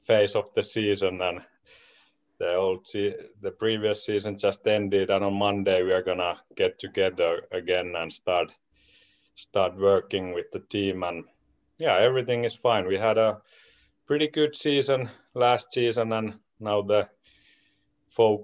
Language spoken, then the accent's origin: English; Espoo, Uusimaa, Finland; I'm originally from Espoo, Finland